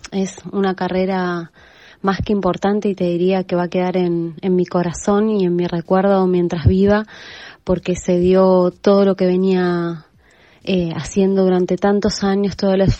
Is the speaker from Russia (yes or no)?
no; Argentina; correr en mi país